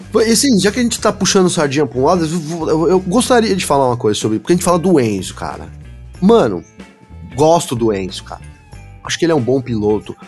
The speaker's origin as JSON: {"language": "Portuguese", "country": "Brazil", "said": "eu sou brasileiro"}